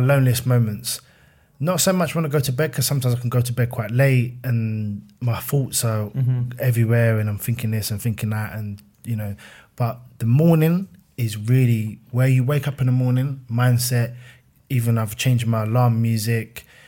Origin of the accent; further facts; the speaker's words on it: Fort Heath, London, United Kingdom; I'm a kid from Fort Heath